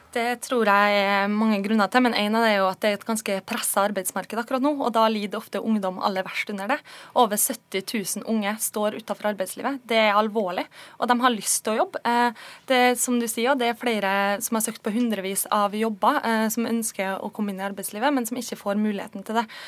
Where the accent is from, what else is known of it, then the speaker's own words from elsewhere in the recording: Kristiansund, Møre og Romsdal, Norway; Jeg kommer jo sjøl fra Kristiansund på Nordvestlandet